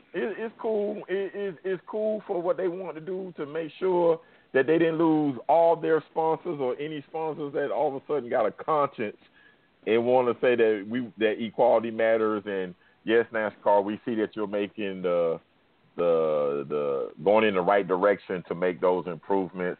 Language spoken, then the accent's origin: English; the South, United States; I'm in the South. I'm from the South.